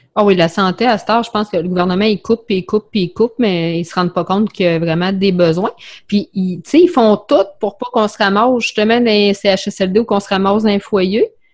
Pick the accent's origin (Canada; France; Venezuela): Canada; Quebec City, Quebec; also born or lived in Bellechasse; je suis de Québec. À cet je reste euh, dans Bellechasse